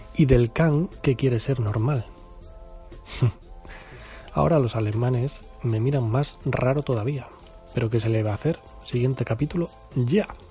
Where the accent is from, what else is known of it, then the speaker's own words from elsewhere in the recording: Spain; yo soy español, español, español, y creo que estoy orgulloso de ello